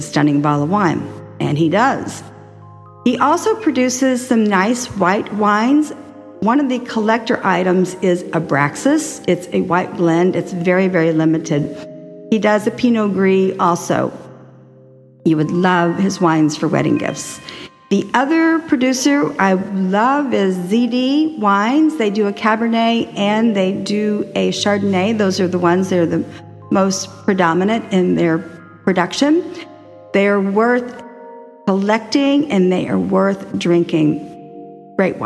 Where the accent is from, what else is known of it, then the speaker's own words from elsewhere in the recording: Texas, United States; also born or lived in New York; now in Florida, United States; I was raised in Texas and now I live in Florida, relocated from 29 years in New York